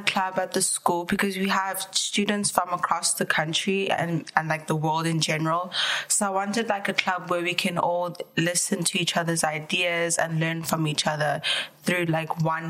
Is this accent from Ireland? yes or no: no; South Africa; moved away; I'm from South Africa.